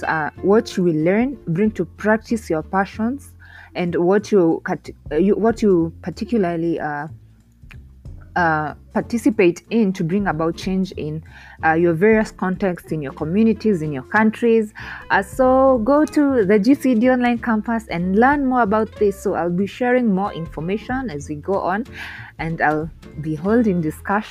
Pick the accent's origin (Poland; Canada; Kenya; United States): Kenya; I am from Kenya